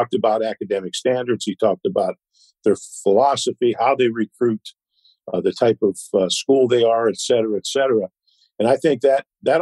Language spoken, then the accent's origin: English; Pennsylvania, United States; moved away; growing up in Pennsylvania